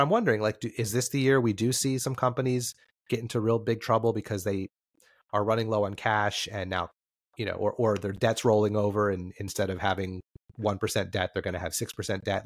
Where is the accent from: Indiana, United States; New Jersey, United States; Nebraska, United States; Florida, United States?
New Jersey, United States; I'm from New Jersey